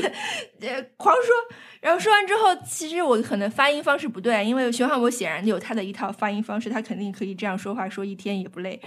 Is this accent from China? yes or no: yes; northern China, China; 我这个北方人